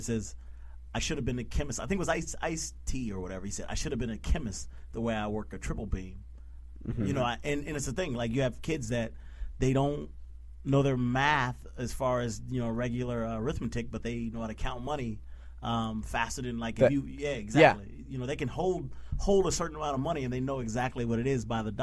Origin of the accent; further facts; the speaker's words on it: Midwest, United States; I'm from the Midwest